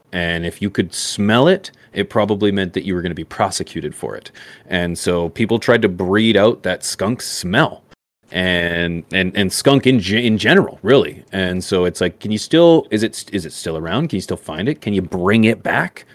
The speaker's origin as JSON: {"language": "English", "country": "Canada", "said": "I'm Canadian"}